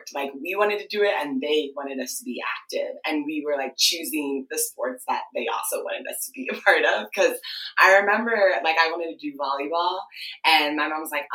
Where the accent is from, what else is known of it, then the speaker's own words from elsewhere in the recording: Ohio, United States; first language Twi; English is a second language; moved away as an adult; also born or lived in Washington, D.C. / Ghana; now in Chicago, United States; And then I grew up basically like in Ohio. And yeah, I grew up in Ohio